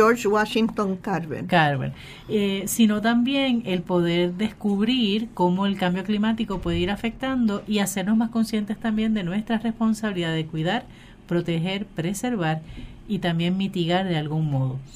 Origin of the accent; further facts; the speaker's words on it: Puerto Rico; ¿Por qué viene gente a Puerto Rico? Porque alguien subió en Facebook una foto.